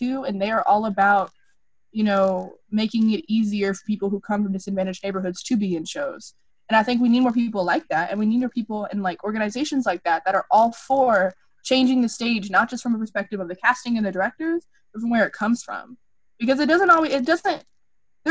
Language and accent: English; Grand Prairie, Texas, United States; I grew up in Grand Prairie, and I grew up, it's ridiculous, but I grew up in, like, the poorer area